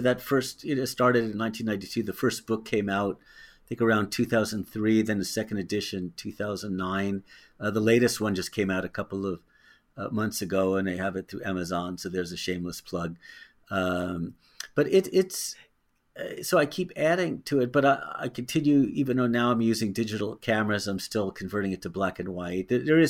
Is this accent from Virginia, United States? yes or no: no; Tiburon, California, United States; I grew up in Tiburon, and my dad worked for KCBS, and so that's up in the Bay Area